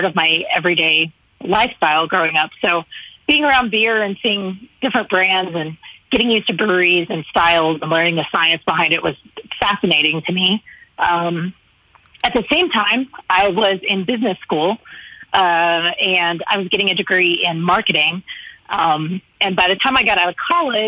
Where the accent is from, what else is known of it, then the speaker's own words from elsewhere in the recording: Texas, United States; moved away as an adult; also born or lived in Dallas area, Texas / Austin, Texas; now in Broomfield, Colorado, United States; I currently reside in Broomfield, Colorado, which is right smack in between Denver and Boulder, just to give you a general idea. I've been here for almost 3 years now, but I was born and raised in Texas.